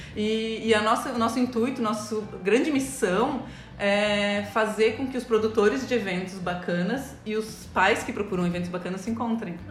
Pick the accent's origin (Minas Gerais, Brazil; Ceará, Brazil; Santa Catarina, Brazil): Santa Catarina, Brazil; Florianópolis; Eu cresci aqui em Florianópolis